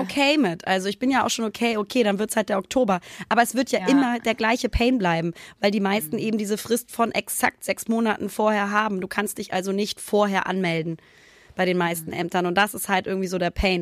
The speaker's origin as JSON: {"language": "German", "region": "Hamburg", "country": "Germany", "tie": "born or raised there", "moved": "as an adult", "lives_now": "Cologne, Germany", "said": "in meiner Heimat"}